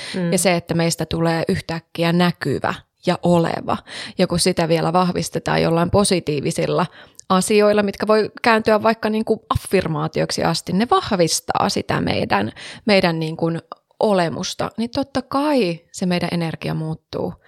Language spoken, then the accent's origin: Finnish; Savonia, Finland; Savossa, mun pitää viedä sut sinne, mistä mä oon kotoisin